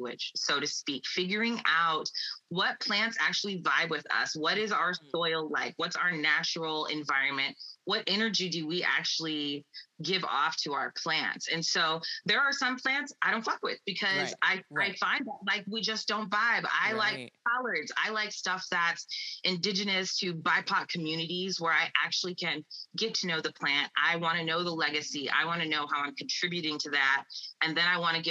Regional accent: Iowa, United States; moved away as an adult; now in California, United States; we grew up in Iowa in farming communities

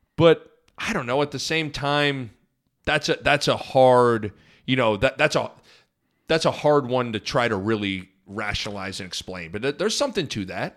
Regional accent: Lincoln, Nebraska, United States; also born or lived in Omaha; growing up in Lincoln and, and living in both Lincoln and Omaha

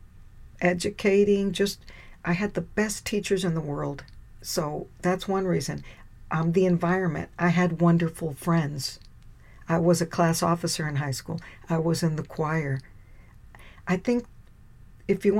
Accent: Texas, United States; The school's right here in my hometown, the University of Texas

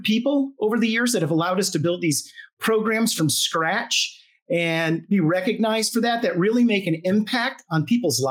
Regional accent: Charleston, South Carolina, United States; I'm from Charleston, South Carolina

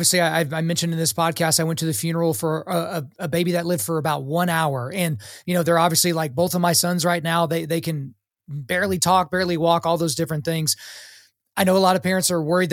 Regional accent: Oklahoma, United States; I grew up, I was born in Oklahoma. So according to my parents, I was a Christian because I was born on the red clay of this great state

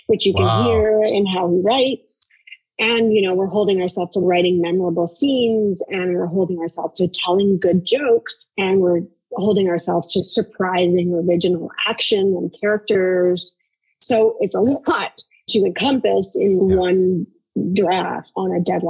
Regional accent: Canada; I'm Canadian

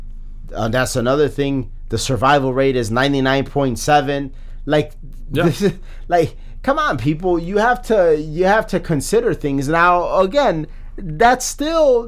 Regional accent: Chicago, Illinois, United States; we're born and bred in Chicago

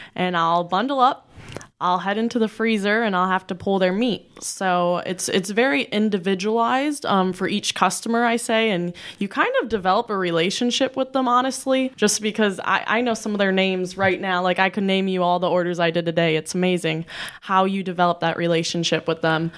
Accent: Bellevue, Iowa, United States; moved away as an adult; also born or lived in Kewanee, Illinois; I grew up in Bellevue, Iowa, and I was raised in a big family

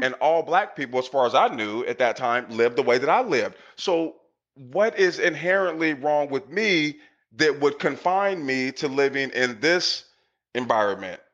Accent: Portland, Oregon, United States; I grew up in Northeast Portland in the 80s

